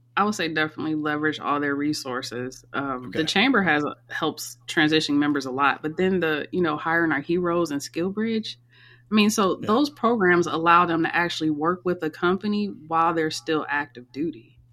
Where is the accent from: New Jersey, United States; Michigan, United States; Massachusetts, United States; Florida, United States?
Michigan, United States; also born or lived in Northern Virginia / Maryland; now in Tampa, United States; I'm originally from Michigan